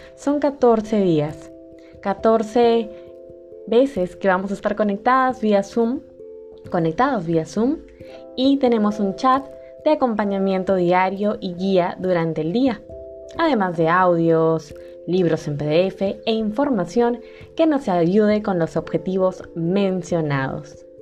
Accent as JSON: {"language": "Spanish", "country": "Peru", "said": "en mi país, Perú"}